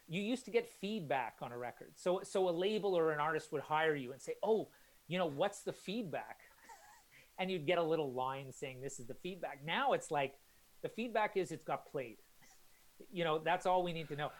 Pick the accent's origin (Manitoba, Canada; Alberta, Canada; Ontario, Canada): Alberta, Canada; Calgary; moved away as an adult; also born or lived in Halifax, Canada; now in London, United Kingdom; I grew up in Canada, and then my parents they still live in Calgary